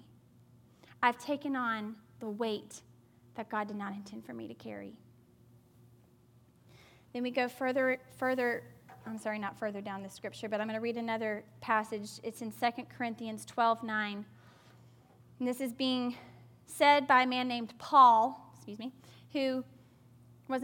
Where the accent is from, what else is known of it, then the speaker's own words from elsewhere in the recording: the South, United States; growing up in the South